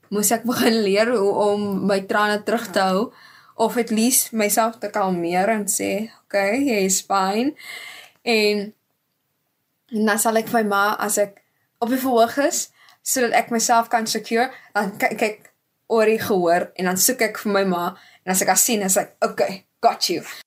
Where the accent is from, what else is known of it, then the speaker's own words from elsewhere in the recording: Stellenbosch, Western Cape, South Africa; now in Gordon's Bay, South Africa; Ek is gebore in Stellenbosch en ek bly nou tydelik um in Gardens Bay